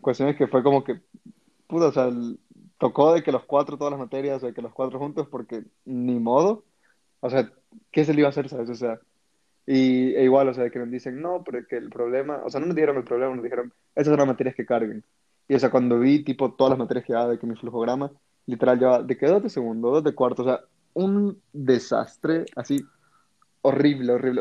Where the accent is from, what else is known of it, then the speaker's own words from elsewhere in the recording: El Salvador; moved away as an adult; also born or lived in Mexico; soy de Salvador, y pues obviamente me fui a estudiar a México.